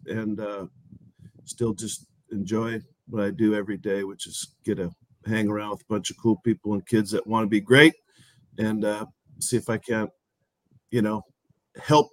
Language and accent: English; Tacoma, Washington, United States; moved away; I'm from Tacoma, Washington, which is, for those listeners out there, probably, call it 30 miles south of Seattle.